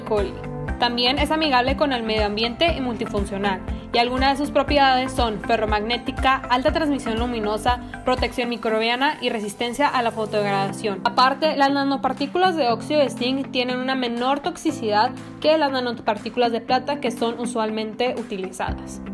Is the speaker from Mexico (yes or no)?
yes; Baja California, Mexico; Soy originaria de Baja California